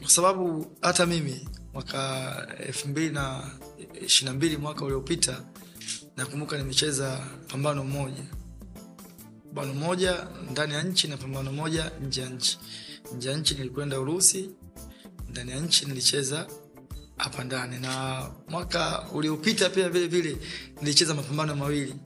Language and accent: Swahili; Dar es Salaam, Tanzania; mazingira ambayo nayotokea mimi natokea maeneo ya Mabibu, zamani ilipo wilaya ya Kinondoni, lakini sasa hivi ni wilaya ya Ubungo